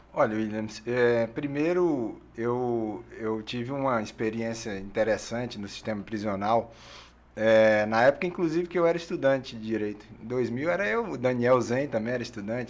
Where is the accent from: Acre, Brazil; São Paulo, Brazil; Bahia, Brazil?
Acre, Brazil; Rio Branco; Sou acriano de Rio Branco.